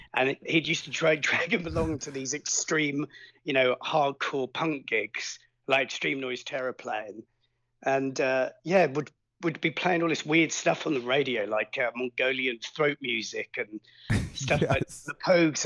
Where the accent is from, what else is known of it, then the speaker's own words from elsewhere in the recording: Suffolk, East of England, United Kingdom; also born or lived in Hertford; I was born there, but I grew up in Suffolk.